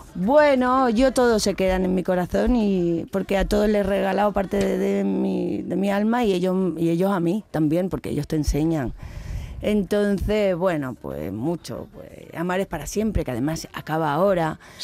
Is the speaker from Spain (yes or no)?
yes; Seville, Andalusia, Spain; moved away; also born or lived in Madrid; ese es mi barrio. Es, yo me he criado al lado de Radio Sevilla, en Rafael